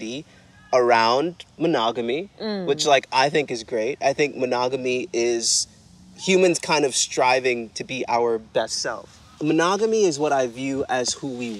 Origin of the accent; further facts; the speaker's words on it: Jamaica; as a Jamaican man